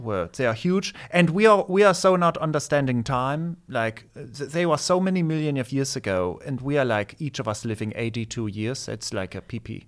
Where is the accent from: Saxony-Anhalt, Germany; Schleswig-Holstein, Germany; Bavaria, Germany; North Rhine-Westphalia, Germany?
Bavaria, Germany; Nuremberg; first language German; English is a second language; moved away; also born or lived in Erlangen; I grew up in Cher, in Nuremberg